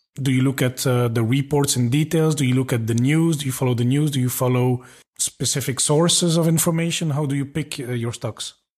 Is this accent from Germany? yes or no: no; Belgium; moved away; I'm from Belgium. I've lived a bit around